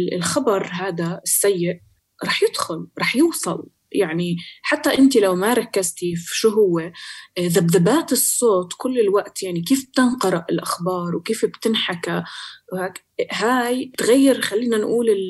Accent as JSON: {"language": "Arabic", "country": "Palestine", "said": "إحنا كفلسطينية"}